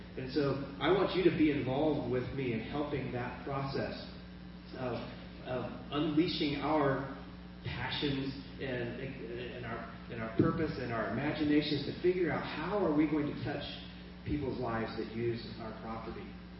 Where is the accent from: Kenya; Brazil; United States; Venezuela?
Kenya; I grew up in Kenya, and my parents were missionaries.